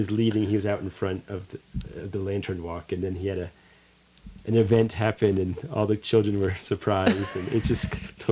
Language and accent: English; Chestnut Ridge, New York, United States; the community that I grew up in Chestnut Ridge, New York.